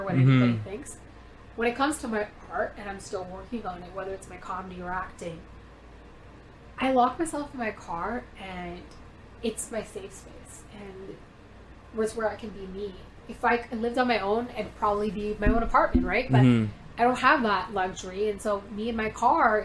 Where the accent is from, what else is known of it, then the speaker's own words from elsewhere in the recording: Canada; also born or lived in India; I'm an immigrant. I came here when I was four or four